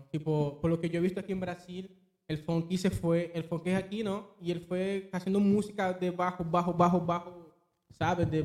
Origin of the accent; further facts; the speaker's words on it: Venezuela; moved away; bueno, Venezuela eh, Yo cuando salí de Venezuela, ¿no? Eh, yo fui el primero que salí de mi, de mi familia. Fui el primero que salí.